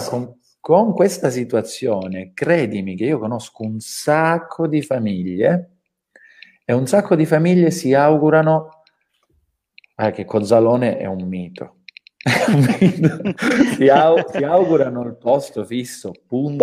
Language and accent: Italian; Calabria, Italy; calabresi, no? eh, quali tutti noi siamo